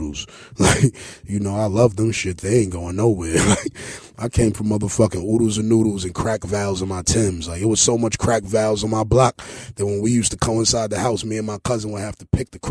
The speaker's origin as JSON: {"language": "English", "town": "New York City", "region": "New York", "country": "United States", "tie": "born or raised there", "said": "I'm from East New York, man. I had a dope house connected to my house"}